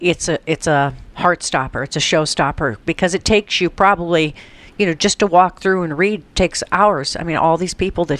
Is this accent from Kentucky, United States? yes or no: no; Colorado, United States; I'm from Colorado, where they've legalized marijuana